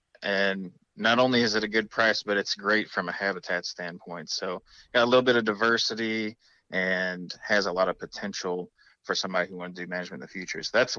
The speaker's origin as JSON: {"language": "English", "town": "Rolla", "region": "Missouri", "country": "United States", "tie": "born or raised there", "said": "So I grew up in the Rolla area"}